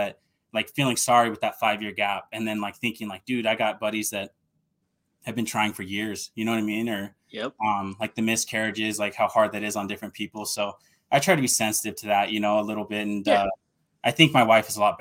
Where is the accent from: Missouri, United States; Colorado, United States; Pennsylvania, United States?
Colorado, United States; Colorado Springs; moved away as an adult; also born or lived in Oakland, California / Denver, Colorado; now in Utah, United States; I was born in Oakland, California, Hayward, the Bay Area, and moved to Denver when I was 5. And I grew up south of Denver in Colorado, in the Colorado Springs